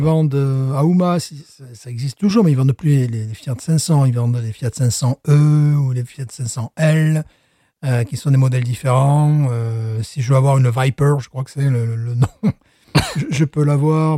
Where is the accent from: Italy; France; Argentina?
France; now in United States; je suis French teacher, je suis français, je suis européen